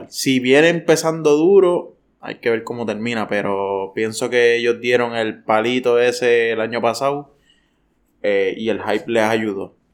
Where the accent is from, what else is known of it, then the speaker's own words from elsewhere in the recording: Carolina, Puerto Rico; also born or lived in Vieques / Guaynabo; Yo me crié. Yo, viviste, viviste. Eh, entre las dos, porque yo soy de Carolina nativo, pero. Pero. Y de Vieques también.